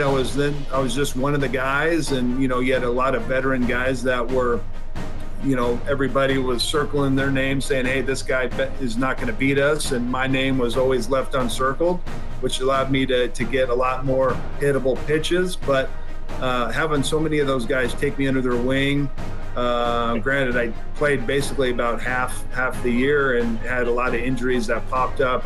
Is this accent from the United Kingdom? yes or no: no; Washington, United States; moved away; Seattle at Safeco, obviously my home state